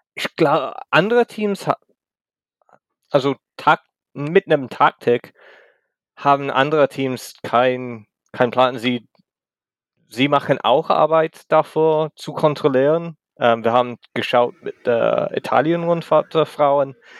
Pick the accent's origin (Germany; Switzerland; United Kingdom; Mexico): United Kingdom; England; German is a second language; ich komme aus England ähm, oder Großbritannien, wie es heißt